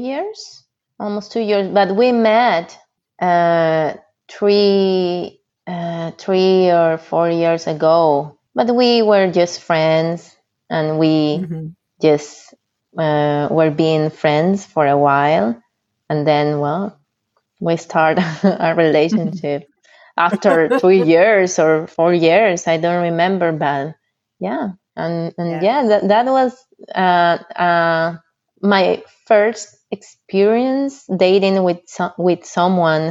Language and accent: English; Peru; English is a second language; moved away as an adult; now in United States; I am from Peru